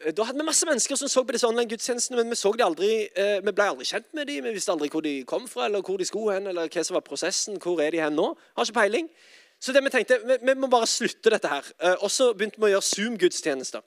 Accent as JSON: {"language": "Norwegian", "town": "Sandnes", "region": "Rogaland", "country": "Norway", "moved": "yes", "lives_now": "Oslo, Norway", "said": "jeg er altså fra Sandnes. Eh, og bor i Oslo, dessverre"}